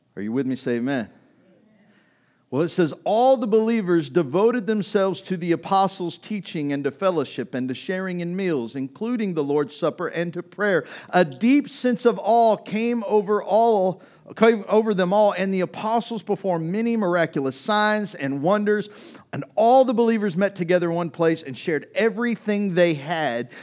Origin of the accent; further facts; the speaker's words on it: East Texas, United States; growing up in East Texas